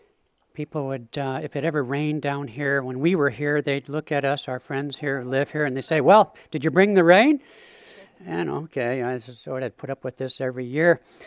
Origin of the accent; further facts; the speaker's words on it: Seattle, Washington, United States; I'm from the Emerald City of Seattle